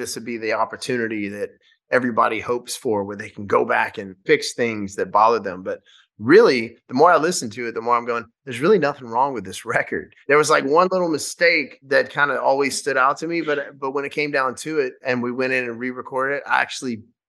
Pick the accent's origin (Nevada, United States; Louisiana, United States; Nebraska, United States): Louisiana, United States; Shreveport; we filmed the first night of the tour in my hometown in Louisiana, in Shreveport.